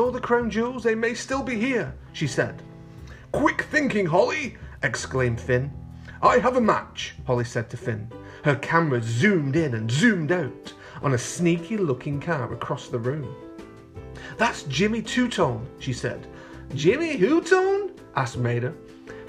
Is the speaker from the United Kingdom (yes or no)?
yes; Bolton, North West England, United Kingdom; moved away; also born or lived in London; I'm actually from England, boys and girls, but I'm from the north of England in a place called Bolton near Manchester